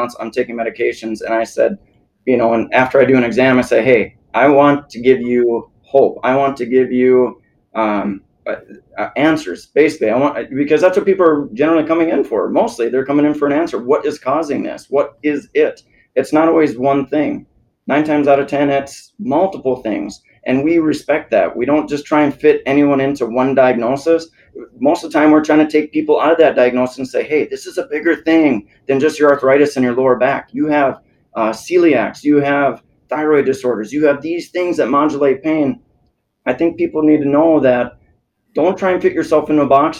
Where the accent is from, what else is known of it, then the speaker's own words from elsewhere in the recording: South Dakota, United States; also born or lived in Minnesota; now in Naples, United States; I'm in South Dakota